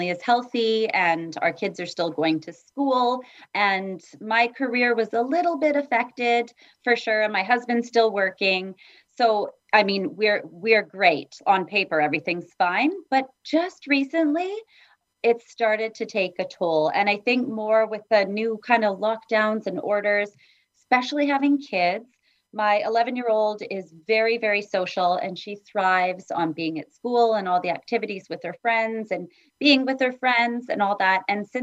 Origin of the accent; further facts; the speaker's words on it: Edmonton, Alberta, Canada; also born or lived in Vancouver, Canada; now in Vancouver Island, Canada; I grew up in Edmonton